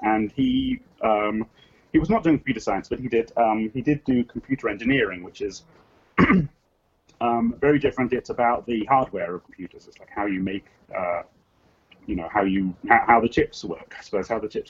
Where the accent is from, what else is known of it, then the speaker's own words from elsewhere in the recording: England, United Kingdom; accent: English; moved away as an adult; now in California, United States; I am English. I don't know how English I still sound. I've been here for like uh, uh, nearly thirty years